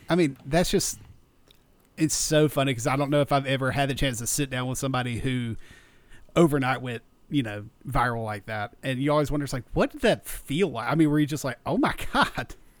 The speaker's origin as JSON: {"language": "English", "region": "South Georgia", "country": "United States", "tie": "born or raised there", "said": "growing up in South Georgia"}